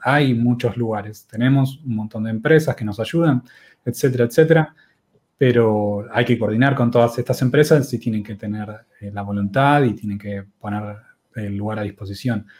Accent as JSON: {"language": "Spanish", "country": "Argentina", "said": "somos de Argentina"}